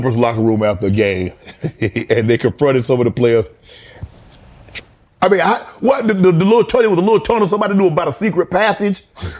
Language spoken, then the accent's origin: English; Georgia, United States; also born or lived in Atlanta; I'm from Georgia, lived in Atlanta, still got a place there.